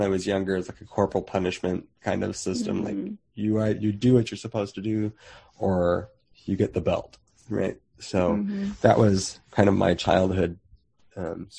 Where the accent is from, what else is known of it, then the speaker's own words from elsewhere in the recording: Phoenix, Arizona, United States; I grew up in Phoenix, Arizona